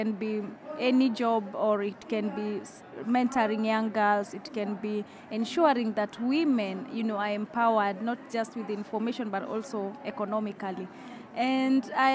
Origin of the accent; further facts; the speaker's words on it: Uganda; I come from Uganda